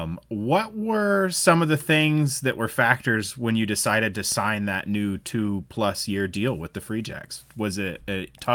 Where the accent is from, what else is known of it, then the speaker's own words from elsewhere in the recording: United States; So is it the from my understanding as an American, the fans are the NPC is like a very regional competition, right?